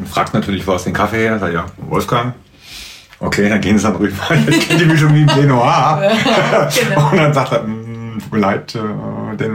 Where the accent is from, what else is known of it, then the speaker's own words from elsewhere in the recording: Marburg, Hesse, Germany; ich bin Marburger. Ich bin Weidenhäuser.